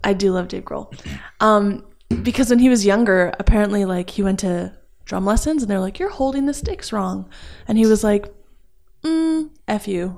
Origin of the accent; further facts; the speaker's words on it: Edmonton, Alberta, Canada; also born or lived in Calgary; I am from Edmonton, Alberta